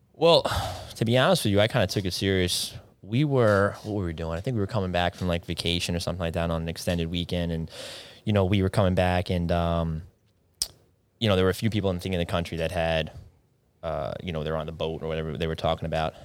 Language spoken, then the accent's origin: English; East Northport, New York, United States; I grew up over in East Northport, went to Elwood John Glenn High School